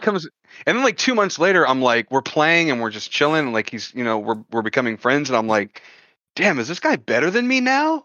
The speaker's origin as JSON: {"language": "English", "region": "Texas", "country": "United States", "said": "I'm from Texas"}